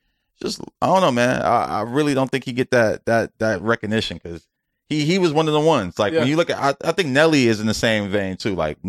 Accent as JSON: {"language": "English", "region": "New York", "country": "United States", "said": "I got my New York shit because I'm from New York"}